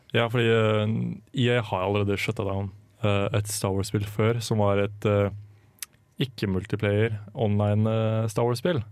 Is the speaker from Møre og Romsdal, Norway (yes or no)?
no; Drammen, Buskerud, Norway; moved away; Var litt hjemme i Drammen og ja, kjente på at det var digg å være litt hjemme hjembyen igjen.